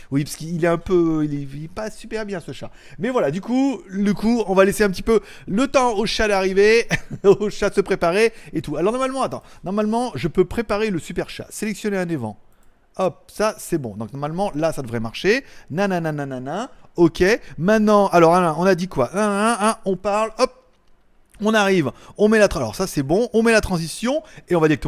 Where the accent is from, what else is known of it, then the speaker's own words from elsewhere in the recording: China; Je veux dire, moi, je suis chinois, je suis 50 Chine. Et là-bas, on m'a dit, en Chine, on dit Huawei.